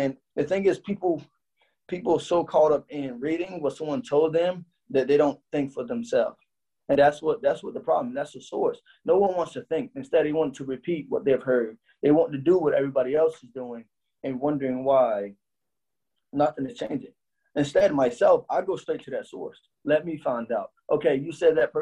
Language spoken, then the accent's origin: English; United States; I'm American